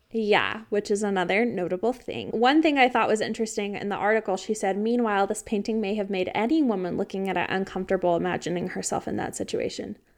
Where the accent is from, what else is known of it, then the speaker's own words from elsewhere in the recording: United States; I'm very American